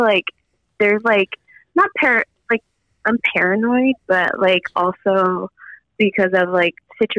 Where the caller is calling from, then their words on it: Los Angeles, California, United States; Los Angeles, California.